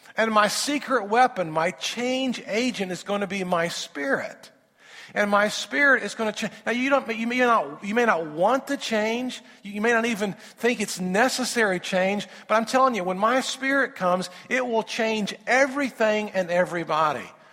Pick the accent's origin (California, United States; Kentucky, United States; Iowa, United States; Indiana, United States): Indiana, United States; I'm from Indiana